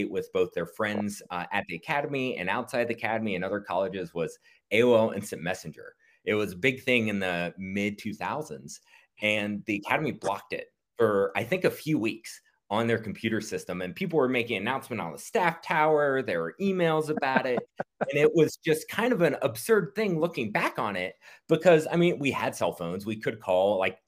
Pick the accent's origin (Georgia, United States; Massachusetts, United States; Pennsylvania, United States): Georgia, United States; Marietta; And we moved to Marietta, Georgia, suburb of Atlanta